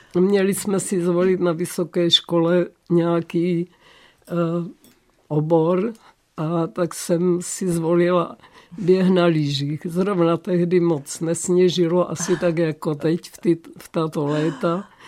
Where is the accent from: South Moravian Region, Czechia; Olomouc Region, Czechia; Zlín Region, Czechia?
Olomouc Region, Czechia; Olomouc; jsem se narodila v Olomouci